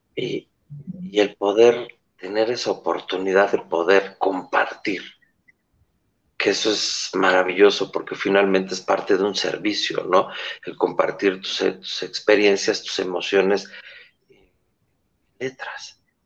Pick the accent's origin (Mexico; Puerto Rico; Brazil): Mexico; yo soy mexicano